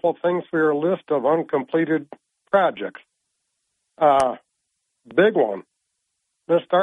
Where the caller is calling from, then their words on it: Vestal, New York, United States; from Vestal.